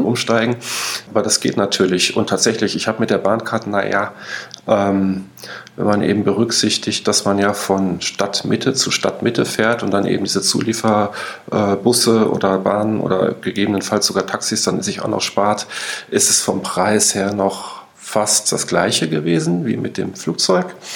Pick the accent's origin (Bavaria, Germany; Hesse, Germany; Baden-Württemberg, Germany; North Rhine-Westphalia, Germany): North Rhine-Westphalia, Germany; ich komme ja aus Nordrhein-Westfalen